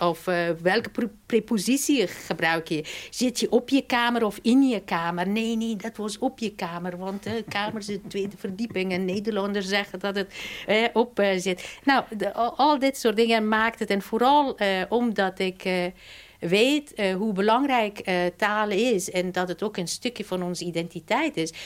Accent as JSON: {"language": "Dutch", "country": "Afghanistan", "tie": "born or raised there", "moved": "yes", "said": "mijn geboortestad. Eh, en Maipar Ravijn"}